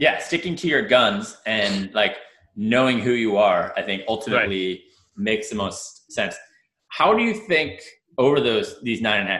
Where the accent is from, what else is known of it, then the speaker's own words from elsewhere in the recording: New York, United States; now in Washington, D.C., United States; as a New Yorker